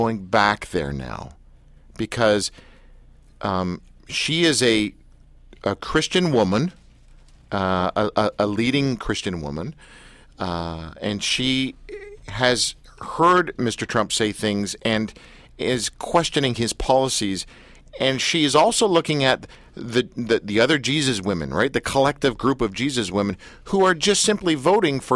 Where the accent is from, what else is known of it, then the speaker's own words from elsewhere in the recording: Canada; I'm Canadian, not American